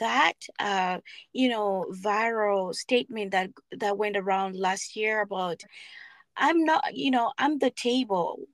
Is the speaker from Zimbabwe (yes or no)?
yes; Zimbabwe; moved away as an adult; also born or lived in South Africa; we're coming from Zimbabwe